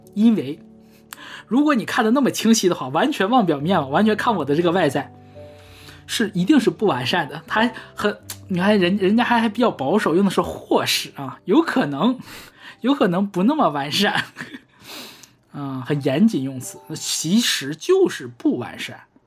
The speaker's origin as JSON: {"language": "Chinese", "region": "Northeast China", "country": "China", "accent": "Northeastern Mandarin", "said": "我们东北话说是"}